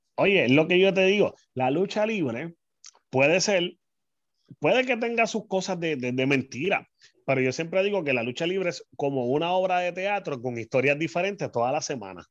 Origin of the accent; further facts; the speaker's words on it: San Juan, Puerto Rico; now in Carolina, Puerto Rico; soy natural de San Juan, Puerto Rico. Desde el 2006 hasta el día de hoy estoy viviendo en Carolina